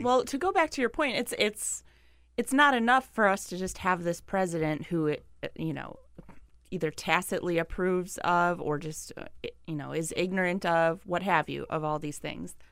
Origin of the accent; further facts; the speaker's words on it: Milwaukee, Wisconsin, United States; I'm from Milwaukee